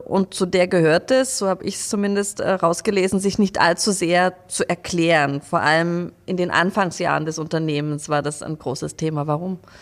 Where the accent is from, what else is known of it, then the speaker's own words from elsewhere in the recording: Leipzig, Saxony, Germany; moved away; ich komme ja aus Leipzig